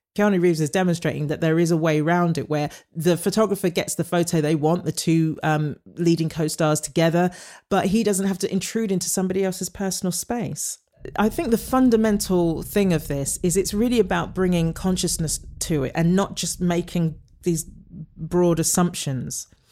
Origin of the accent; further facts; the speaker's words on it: United Kingdom; moved away; as a British actor coming over